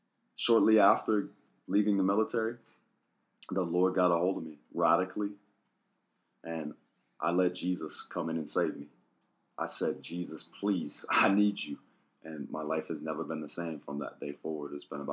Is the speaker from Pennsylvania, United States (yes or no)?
yes; Somerville, Pennsylvania, United States; also born or lived in Connecticut; Small town, started off in Somerville, Pennsylvania, like 500 people. And then from there, we moved to Connecticut